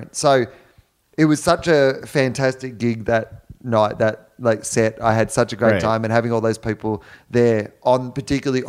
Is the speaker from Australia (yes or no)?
yes; Australia; as an Australian man